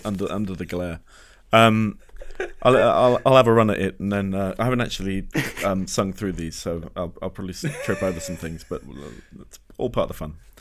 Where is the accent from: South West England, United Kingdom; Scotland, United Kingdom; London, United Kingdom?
South West England, United Kingdom; Exeter; I grew up in Exeter